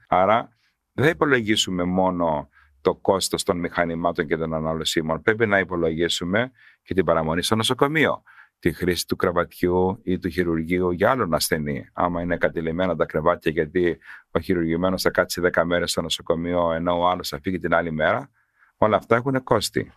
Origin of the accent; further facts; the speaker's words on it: Karpathos, South Aegean, Greece; εγώ είμαι από Κάρπαθο